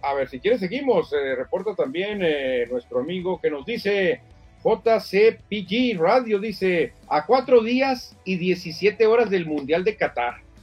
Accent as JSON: {"language": "Spanish", "country": "Mexico", "said": "como buenos mexicanos"}